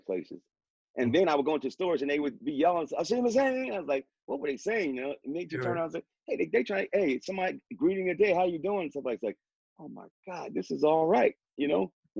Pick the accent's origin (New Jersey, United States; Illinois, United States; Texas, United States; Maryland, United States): New Jersey, United States; Morristown; moved away as an adult; also born or lived in Camp Zama, Japan; now in Japan; I'm from Marstown, New Jersey